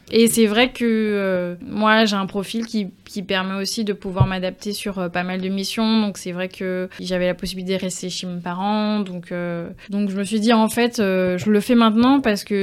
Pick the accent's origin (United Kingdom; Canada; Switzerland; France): France; accent: French; Et c'est vrai que tant que je parlais pas, tant que j'avais pas mon French accent, ben on me prenait pour une Trinidadienne, quoi.